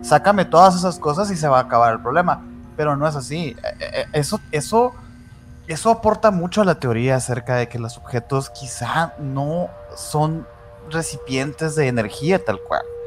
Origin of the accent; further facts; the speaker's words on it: Sonora, Mexico; Aquí, aquí en Hermosillo, fíjate, nosotros somos de Sonora